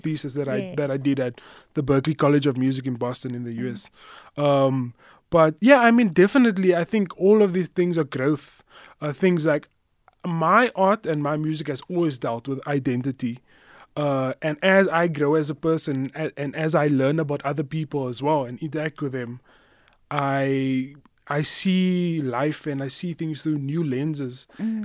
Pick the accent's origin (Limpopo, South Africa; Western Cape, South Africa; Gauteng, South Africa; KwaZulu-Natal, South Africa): Western Cape, South Africa; Cape Town; now in Johannesburg, South Africa; I grew up in Cape Town in Mitchell's Plain on the Cape Flats